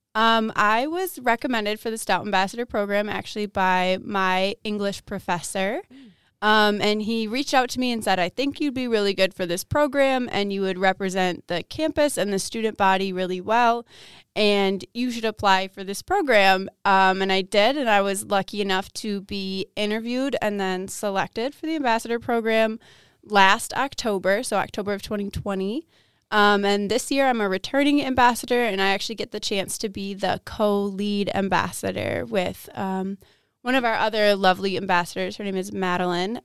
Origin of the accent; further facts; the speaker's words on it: Waukesha, Wisconsin, United States; now in Menomonie, United States; I'm originally from Waukesha, Wisconsin, which comes uh, just outside of Milwaukee, Wisconsin.